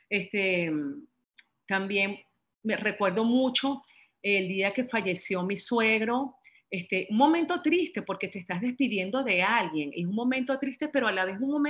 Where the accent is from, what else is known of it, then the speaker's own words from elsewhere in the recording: Venezuela; moved away; cuando me vine de Venezuela, cuando tuve que separarme de mi familia, cuando tuve que separarme de, mi casa, de mis amigos, de mi trabajo